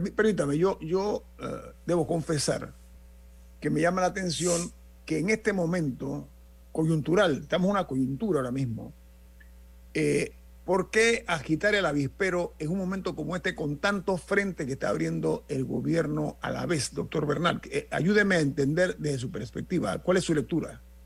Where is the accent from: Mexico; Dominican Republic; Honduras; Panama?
Panama; como ciudadanos, como panameños